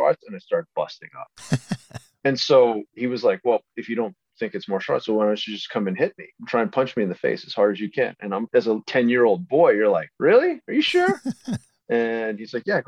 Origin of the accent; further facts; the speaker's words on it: Delaware, United States; as a kid growing up in Delaware in the early 70s